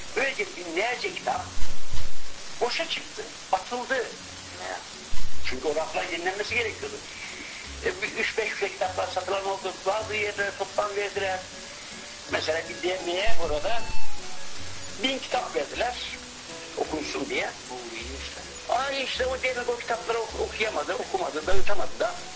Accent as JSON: {"language": "Turkish", "town": "Sandıklı", "region": "Afyonkarahisar", "country": "Turkey", "moved": "as an adult", "said": "Benim ilçeme adı Sandıklı"}